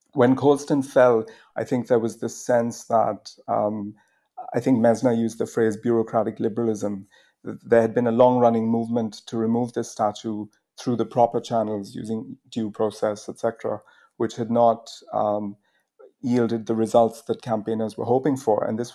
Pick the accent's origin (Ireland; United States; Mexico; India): India; now in United Kingdom; I came to the UK from India on a Rhodes scholarship